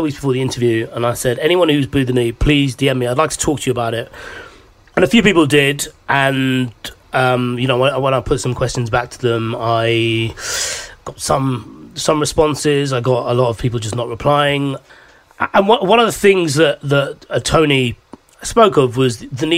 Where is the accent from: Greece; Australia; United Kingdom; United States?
United Kingdom; London; growing up in London, I was naturally in quite a diverse area.